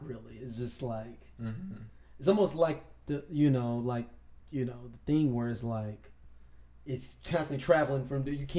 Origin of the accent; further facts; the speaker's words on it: St. Louis, Missouri, United States; we're from St. Louis